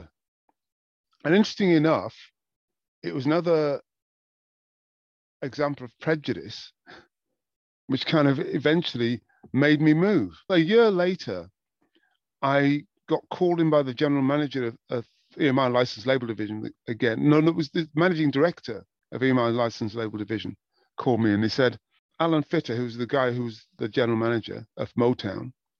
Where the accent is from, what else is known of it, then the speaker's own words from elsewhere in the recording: Wigan, North West England, United Kingdom; moved away as an adult; also born or lived in Newcastle / Los Angeles; I was born in Newcastle. I've lived in England. I lived in Wigan and northwest of England pretty much all my life